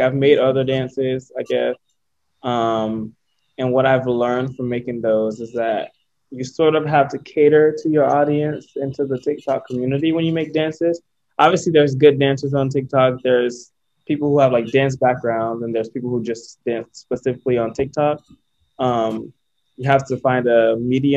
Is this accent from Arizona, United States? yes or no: no; Sarasota, Florida, United States; moved away as an adult; now in New York City, United States; I'm from Sarasota, Florida.